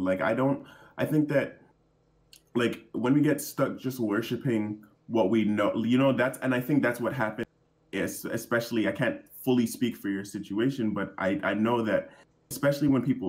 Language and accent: English; Jamaica; so I'm black and I'm in from Jamaica, and my people, the tribe that kind of I have roots in, they're called the Maroons.